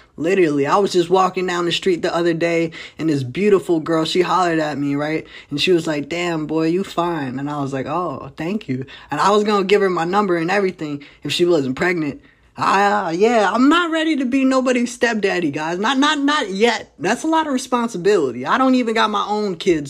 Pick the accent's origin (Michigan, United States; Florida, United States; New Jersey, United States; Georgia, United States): New Jersey, United States; also born or lived in Fishers, Indiana; now in Indianapolis, United States; I'm originally from New Jersey